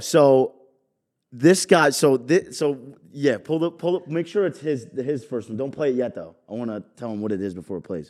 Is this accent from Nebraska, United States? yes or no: no; New York, United States; also born or lived in Jersey Shore, New Jersey; now in New Jersey, United States; I'm from New York